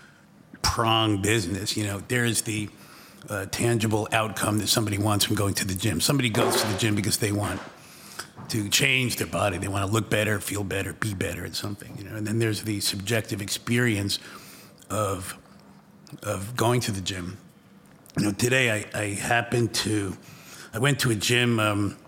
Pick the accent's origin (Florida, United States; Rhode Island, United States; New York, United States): New York, United States; I was growing up in New York